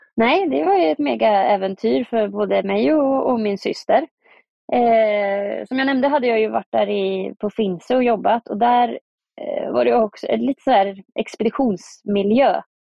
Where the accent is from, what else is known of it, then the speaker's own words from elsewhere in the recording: Östergötland, Sweden; moved away as an adult; now in Tromsø, Norway; åka hem till Östergötland, där jag kommer ifrån